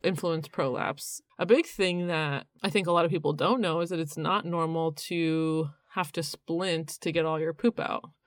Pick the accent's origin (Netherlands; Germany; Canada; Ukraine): Canada; now in North Carolina, United States; I'm from Canada